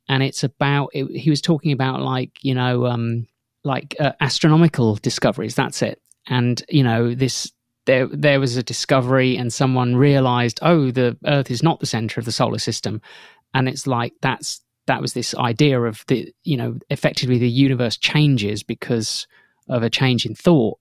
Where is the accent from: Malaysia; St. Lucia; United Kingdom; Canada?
United Kingdom; outside Northampton, East Midlands; I grew up outside Northampton, and, like, at night, I could hear the M one motorway